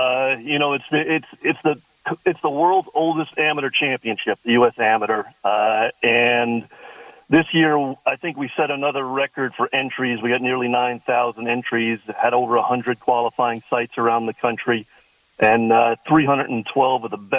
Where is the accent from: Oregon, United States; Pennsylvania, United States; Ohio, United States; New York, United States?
New York, United States; Long Island; now in Cleveland, United States; Yeah, I grew up in Long Island. My dad was a longtime golf course superintendent there at Old Westbury. And as I made my way through the ranks, I ended up out in Cleveland.